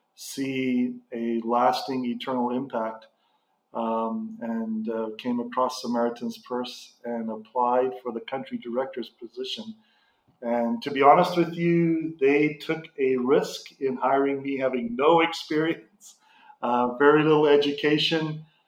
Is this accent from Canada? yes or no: yes; Canada; also born or lived in Zimbabwe; And I left Africa in 1988 and being Canadian, went back to Canada to go to schooling and met my wife